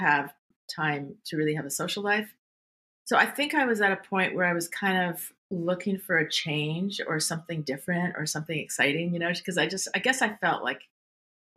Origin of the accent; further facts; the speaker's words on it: Montreal, Quebec, Canada; moved away as an adult; also born or lived in California; I grew up in Montreal